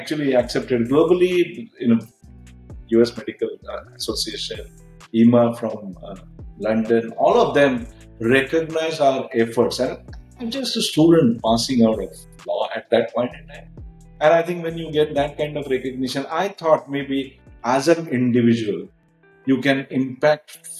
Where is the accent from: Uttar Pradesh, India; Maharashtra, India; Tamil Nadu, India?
Maharashtra, India; Aurangabad; moved away as an adult; also born or lived in Pune; I come from Aurangabad, so we moved to Pune to do post graduation in management